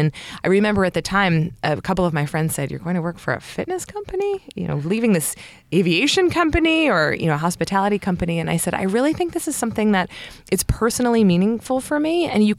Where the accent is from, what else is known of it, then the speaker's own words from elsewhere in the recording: Baltimore, Maryland, United States; I grew up in Baltimore, Maryland, and my father started a couple of companies, all based out of Washington, D.C.